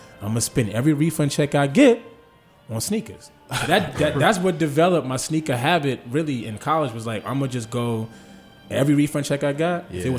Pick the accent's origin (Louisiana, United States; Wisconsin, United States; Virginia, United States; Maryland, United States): Maryland, United States; Fort Washington; also born or lived in Bethesda, Maryland; I grew up in Fort Washington, Maryland.